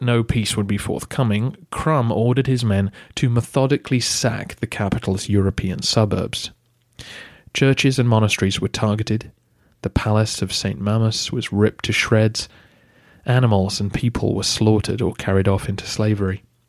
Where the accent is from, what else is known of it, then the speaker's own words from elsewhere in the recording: England, United Kingdom; Being English myself